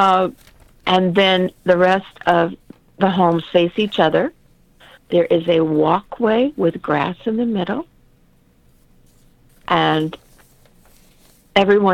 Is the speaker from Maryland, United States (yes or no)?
no; San Bernardino, California, United States; I was born and raised in San Bernardino